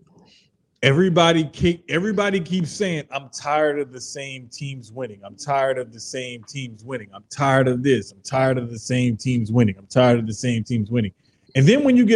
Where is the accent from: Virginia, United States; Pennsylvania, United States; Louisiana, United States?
Louisiana, United States; New Orleans; My hometown in the 13th in New Orleans, uptown, Valley Street, Chestnut